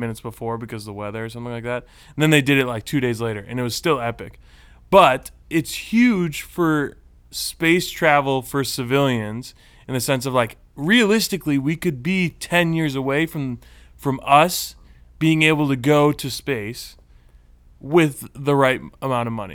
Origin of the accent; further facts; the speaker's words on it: Texas, United States; now in Southern California, United States; I'm a native Texan. I was born in Texas